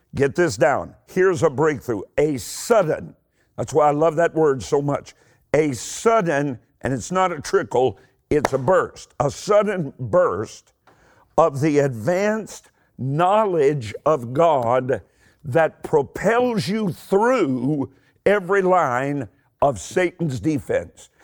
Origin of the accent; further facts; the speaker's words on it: Eastern Kentucky, United States; I'm, I'm from Eastern Kentucky. I talk really, really slowly